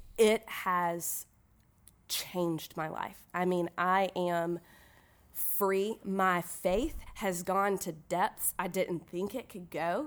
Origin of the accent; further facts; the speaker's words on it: Irmo, South Carolina, United States; I'm from Irmo, South Carolina